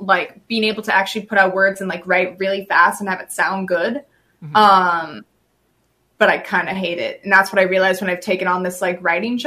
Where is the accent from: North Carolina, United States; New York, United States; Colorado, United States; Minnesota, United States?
Minnesota, United States; People know I'm from Minnesota. People know I'm a good old Midwestern girl